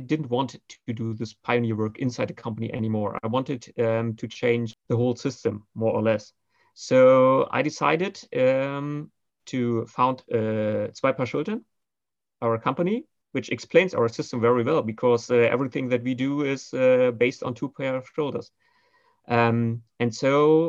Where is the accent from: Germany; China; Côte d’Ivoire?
Germany; Berlin; I'm more the traditional Berlin-raised person